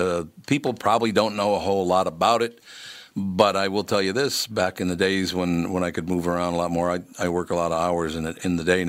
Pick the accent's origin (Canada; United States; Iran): United States; Minnesota; To tell you the truth, I was born and raised in Minnesota, but I've gotten around to the Dakotas quite a bit